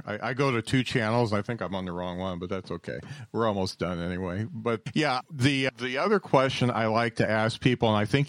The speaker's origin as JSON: {"language": "English", "region": "Indiana", "country": "United States", "said": "I'm 6'5\", and I'm from Indiana."}